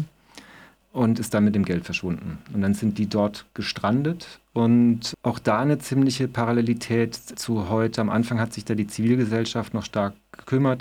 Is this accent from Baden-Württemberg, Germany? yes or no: yes; Bühl, Baden-Württemberg, Germany; aus meinem Heimatort Bühl, das ist da in, in der Nähe von Baden-Baden